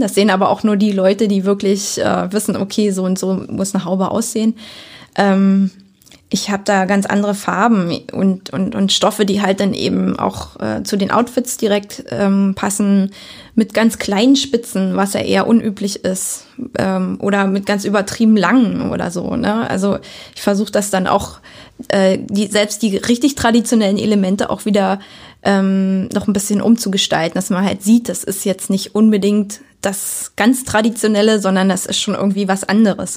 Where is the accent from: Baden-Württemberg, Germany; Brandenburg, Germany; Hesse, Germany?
Brandenburg, Germany; Lübbenau; also born or lived in Berlin / Cottbus; Bin ja hier geboren, aufgewachsen. Also ich bin in Lübben geboren, um es genau zu sagen, und in äh, Lübbenau zur Schule